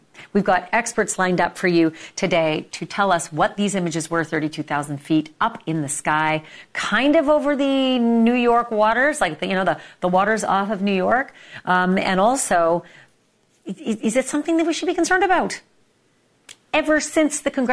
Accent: Canada; I'm from Canada

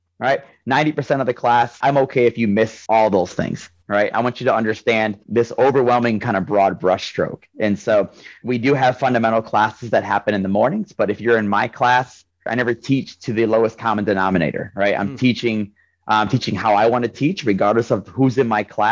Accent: Ohio, United States; I'm from Ohio

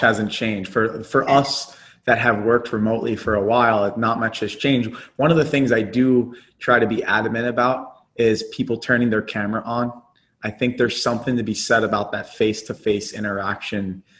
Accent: Philadelphia, Pennsylvania, United States; I was in my hometown, the, the city that I was born in, and the founding of America

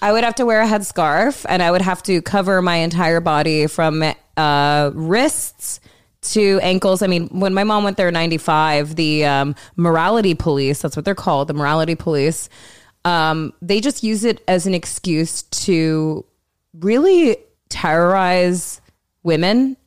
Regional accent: Orange County, California, United States; moved away as an adult; also born or lived in Los Angeles; now in New York, United States; I grew up in Orange County, which is really Republican

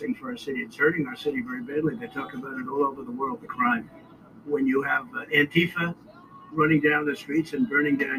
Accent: New York City, New York, United States; when I was growing up in Brooklyn and Queens

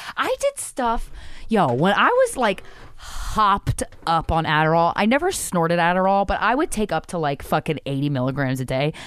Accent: East Coast, United States; I've born and raised in the East Coast

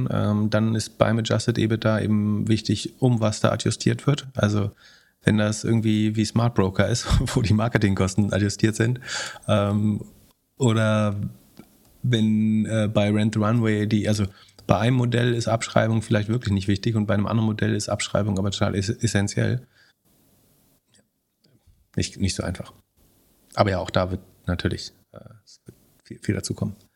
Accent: West Germany, Germany; Das musst du mir erklären als Wessi.

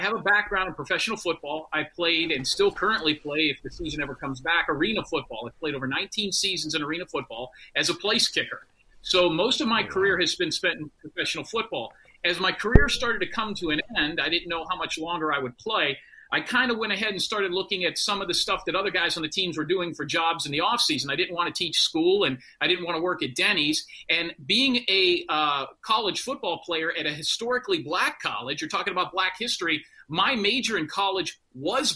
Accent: Clearwater, Florida, United States; I'm from the Tampa Bay area, Clearwater.

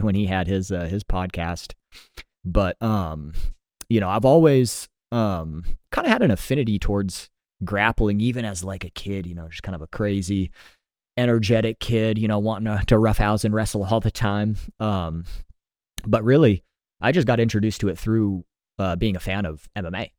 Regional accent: San Diego, California, United States; moved away as an adult; now in Austin, United States; I was born and raised in San Diego, so spent a lot of a lot of years out there uh, before I moved out here.

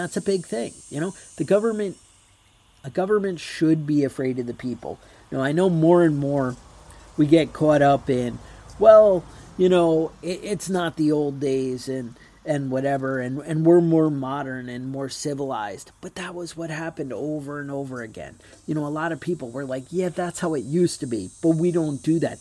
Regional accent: United States; As an American

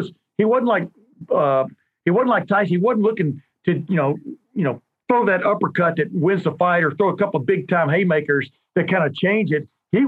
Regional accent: Columbus, Ohio, United States; I'm from Columbus, Ohio

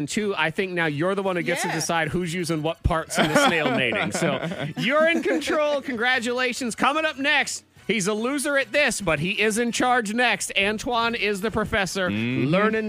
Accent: New England, United States; moved away; I grew up in New England where, you know, the ocean and the stuff.

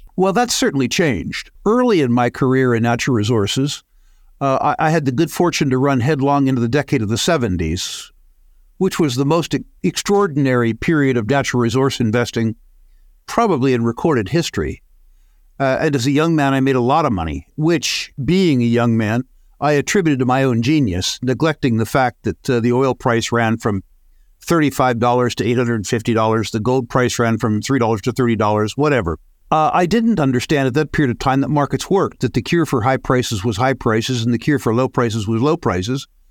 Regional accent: United States; being an American

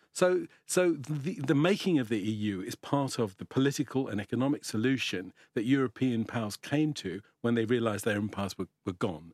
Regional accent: London, United Kingdom; I grew up, I grew up in North London, so I was born in East London

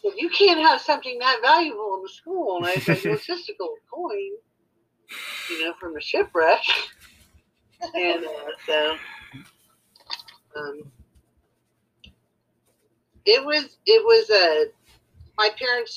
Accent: Florida, United States; also born or lived in California; I was only 2 years old when we moved from California to Florida.

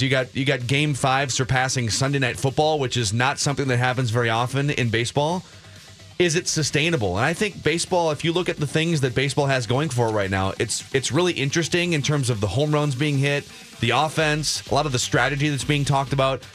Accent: Minnesota, United States; I'm from Minnesota

